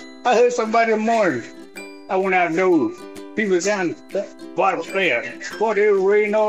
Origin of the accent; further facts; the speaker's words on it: Charlotte, North Carolina, United States; I'm originally from Charlotte.